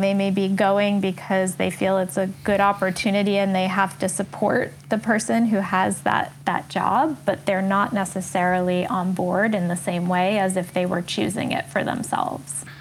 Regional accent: New York City, New York, United States; also born or lived in France / South Africa; an American, born and raised in New York

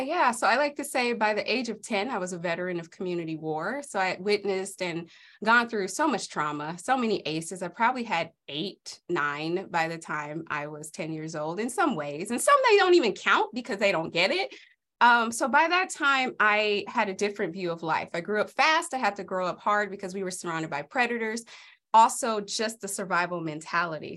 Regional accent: Los Angeles, California, United States; moved away as an adult; now in Idaho, United States; I grew up in South Central during the eighties and nineties.

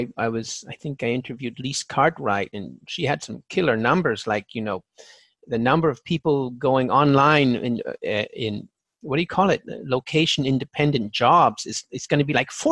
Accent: California, United States; I'm from California

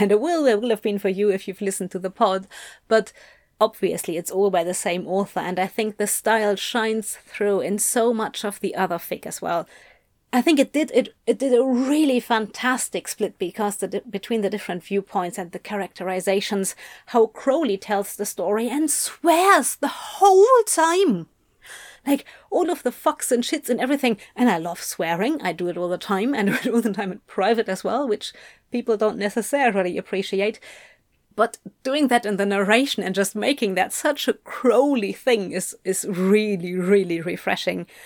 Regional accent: United Kingdom; I am a Brit

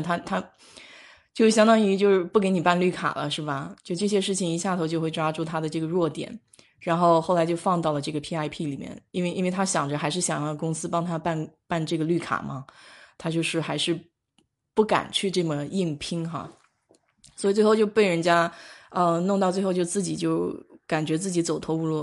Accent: China; now in United States; 我们中国长大的

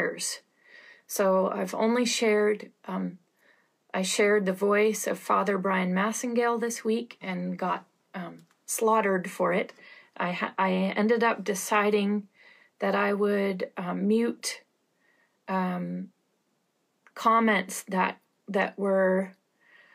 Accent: Canada; I'm Canadian

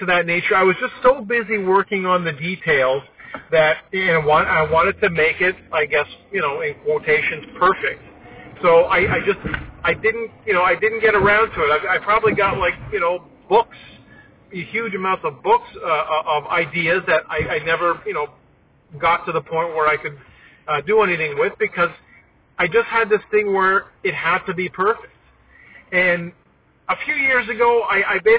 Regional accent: Toronto, Ontario, Canada; growing up in Toronto, on SCTV

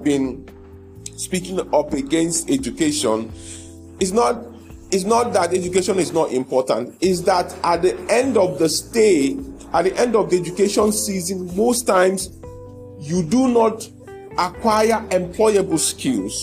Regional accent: Igbo-speaking part, South East, Nigeria; I come from the part of Nigeria where a lot of my brothers are in business

